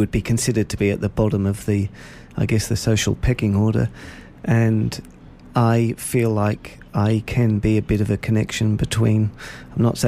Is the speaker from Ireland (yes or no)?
no; Norwich, East of England, United Kingdom; moved away as an adult; now in Shepparton, Australia; I was born in Norwich in England, which is about a 2.5 hour drive northeast of London.